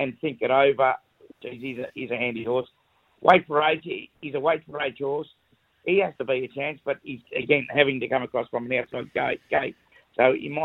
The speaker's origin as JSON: {"language": "English", "town": "Melbourne", "region": "Victoria", "country": "Australia", "said": "I'm from Melbourne"}